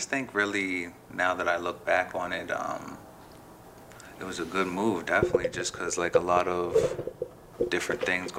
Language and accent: English; Nova Scotia, Canada; also born or lived in Chicago, Illinois, United States; Well, I'm originally from Chicago. Moved to Nova Scotia when I was 5.